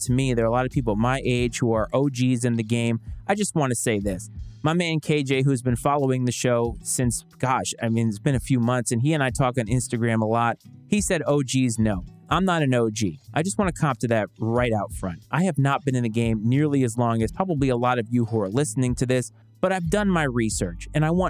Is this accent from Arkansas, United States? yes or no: no; Bristol, Rhode Island, United States; I grew up in Bristol, Rhode Island